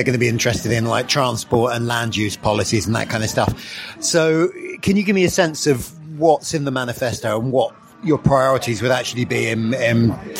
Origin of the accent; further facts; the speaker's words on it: London, United Kingdom; I'm from London.